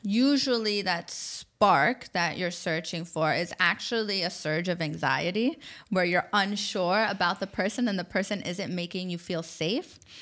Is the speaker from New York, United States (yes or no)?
yes; New York, United States; moved away as an adult; also born or lived in Abu Dhabi, UAE; now in Dubai, United Arab Emirates; I grew up in New York